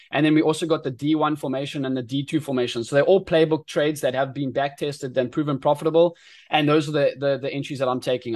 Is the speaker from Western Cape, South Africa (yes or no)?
no; Eastern Cape, South Africa; moved away as an adult; now in Durban, South Africa; I was born and bred in the Eastern Cape in South Africa